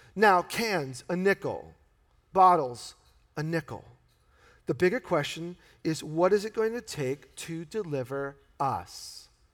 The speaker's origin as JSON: {"language": "English", "region": "New York", "country": "United States", "said": "he sounds like a New Yorker, and th-, that's my roots."}